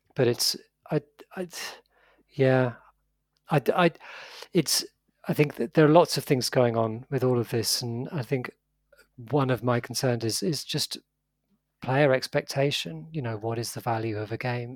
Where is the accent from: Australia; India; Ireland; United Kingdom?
United Kingdom; I'm British